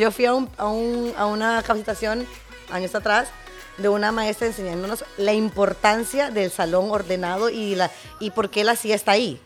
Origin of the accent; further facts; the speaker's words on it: Honduras; de Honduras, soy